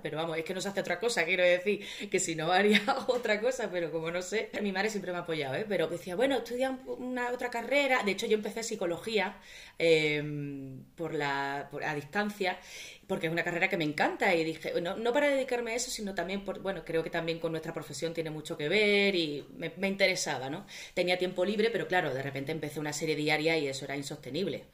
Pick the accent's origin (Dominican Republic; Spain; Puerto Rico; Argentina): Spain; Seville, Andalusia; moved away as an adult; now in Madrid, Spain; yo soy de Sevilla, pero mi madre es de Cádiz